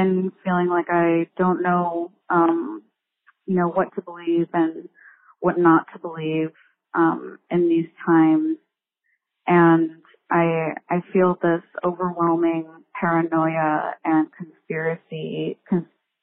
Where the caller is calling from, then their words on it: New York, United States; I'm calling in from Brooklyn, New York